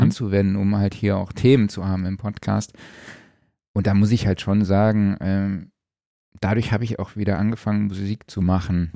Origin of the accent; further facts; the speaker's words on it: Saarland, Germany; aus meiner Heimat, dem Saarland